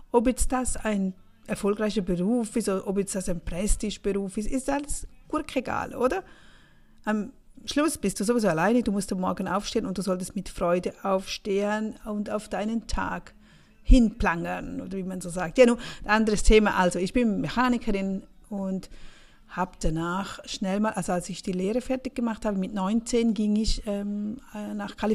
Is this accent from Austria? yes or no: no; St. Gallen, Switzerland; Aufgewachsen bin ich im Rheintal, St. Galler Rheintal, das ist an der Grenze zu Österreich.